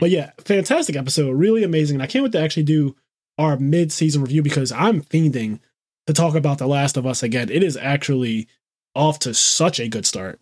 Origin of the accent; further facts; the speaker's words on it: Philadelphia, Pennsylvania, United States; we're both from South Philly, actually, which is actually interesting. I'm from the hood.